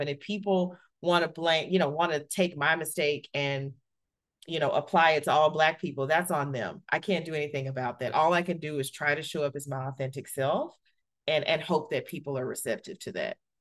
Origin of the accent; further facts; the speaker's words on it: Alabama, United States; I grew up in Alabama in the, you know, early eighties